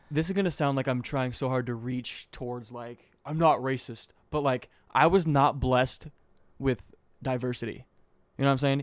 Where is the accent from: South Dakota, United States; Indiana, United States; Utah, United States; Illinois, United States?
Utah, United States; also born or lived in Tennessee; I lived there. I was born there, moved here when I was two, went back when I was six, came back when I was eight